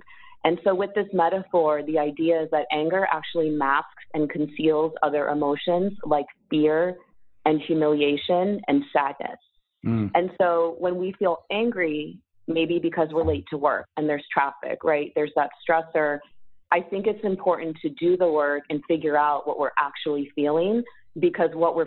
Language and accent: English; San Diego, California, United States; moved away; also born or lived in Philadelphia, Pennsylvania; I grew up in San Diego